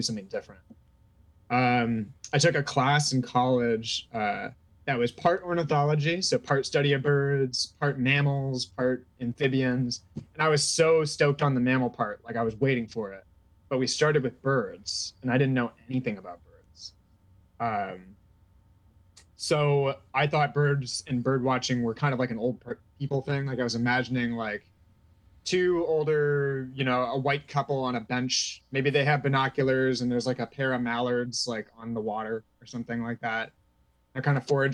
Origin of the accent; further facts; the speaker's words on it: Bay Area, California, United States; moved away as an adult; also born or lived in Madison, Wisconsin; now in Amherst, United States; I grew up in the Bay Area in California